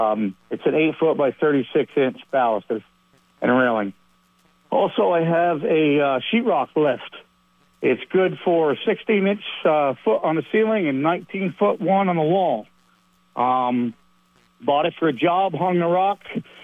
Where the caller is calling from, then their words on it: Georgia, United States; from Georgia.